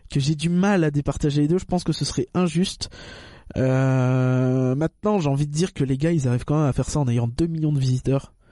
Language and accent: French; Northern Germany, Germany; French is a second language; moi je suis allemand. Il y a de la concurrence. Tu vois, je suis, j'habite